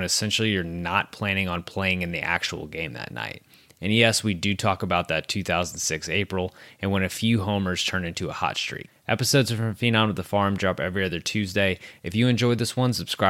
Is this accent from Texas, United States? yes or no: yes; Texas, United States; I grew up in Texas